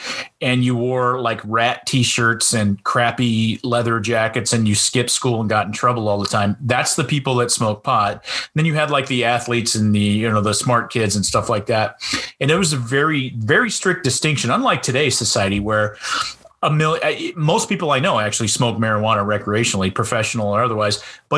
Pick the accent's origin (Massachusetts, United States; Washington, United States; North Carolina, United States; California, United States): Washington, United States; Lewis County; being in Washington State, and I grew up in Lewis County in the 70s and 80s